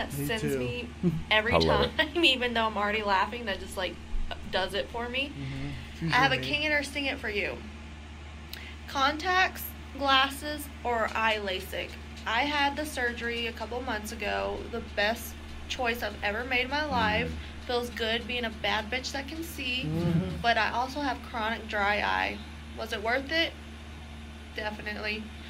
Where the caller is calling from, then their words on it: Odessa, Texas, United States; I'm calling from Odessa, Texas.